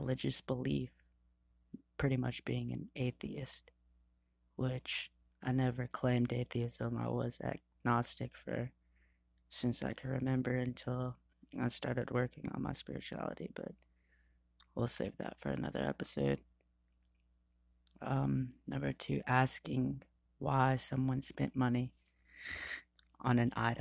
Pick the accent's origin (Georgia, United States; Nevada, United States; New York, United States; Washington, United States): Georgia, United States; I'm from Georgia